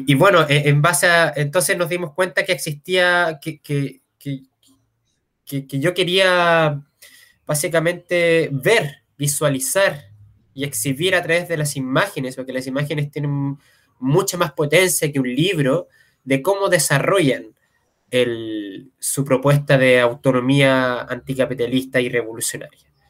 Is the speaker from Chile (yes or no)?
yes; Santiago, Santiago Metropolitan Region, Chile; yo soy de Santiago